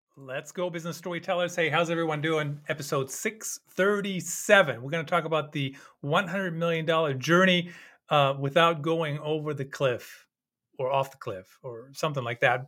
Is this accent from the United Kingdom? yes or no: no; Germany; moved away; growing up in Germany